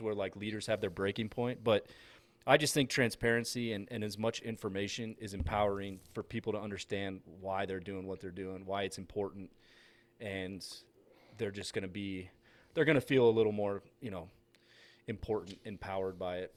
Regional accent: Massachusetts, United States; moved away; growing up in Massachusetts

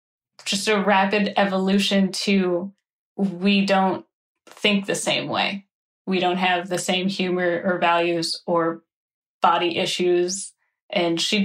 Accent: Midwest, United States; in the Midwest, this is how we argue

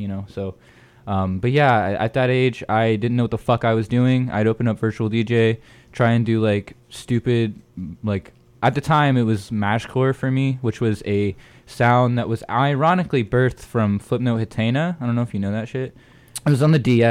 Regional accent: northwest Florida, United States; I'm from Florida, the northwest region

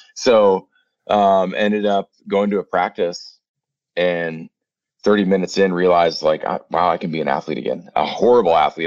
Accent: Prairie du Chien, Wisconsin, United States; moved away as an adult; also born or lived in Winona, Minnesota / Minnesota / Phoenix; I'm back down in my hometown um, of Prairie View, Wisconsin

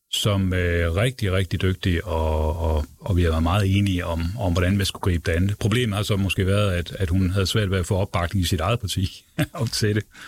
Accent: Aarhus, Central Denmark Region, Denmark; moved away; Jeg kommer jo selv fra Jylland og oprindeligt.

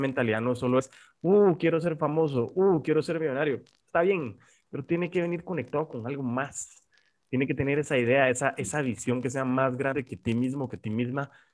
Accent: Guatemala; como guatemaltecos

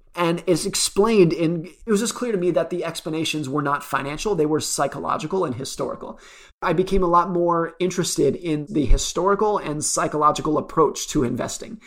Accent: United States; I grew up around Lake Tahoe

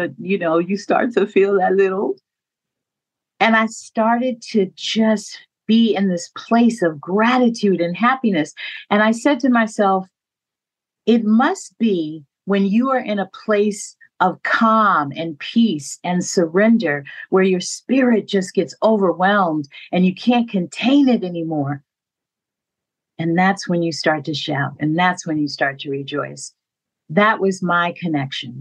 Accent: San Francisco, California, United States; When I was growing up in San Francisco, I went to a church called Third Baptist.

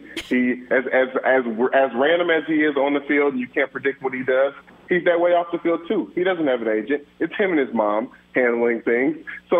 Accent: Louisville, Kentucky, United States; And then also him winning a Heisman for my hometown, Louisville, Kentucky, Louisville Cardinals.

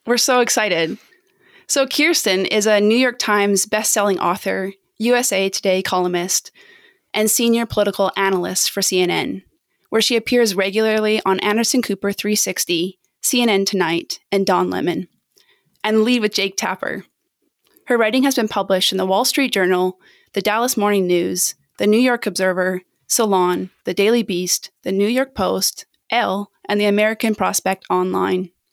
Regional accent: Canada; as a Canadian

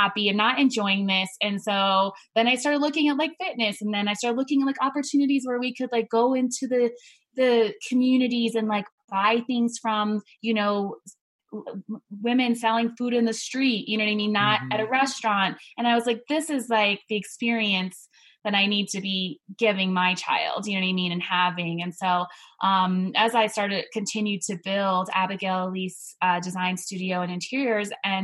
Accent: Hawaii, United States; moved away; also born or lived in La Junta, Colorado; I was originally from Hawaii.

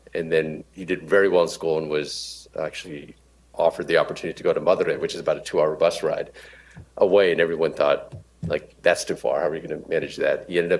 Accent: East Coast, United States; also born or lived in Pittsburgh, Pennsylvania / Boston area, Massachusetts; we grew up on the East Coast, both in Pittsburgh and the Boston area.

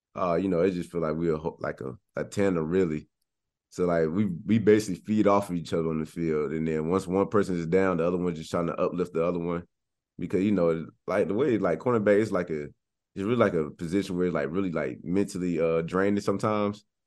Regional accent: Cocoa Beach, Florida, United States; born and raised in Florida, Cocoa Beach, Florida

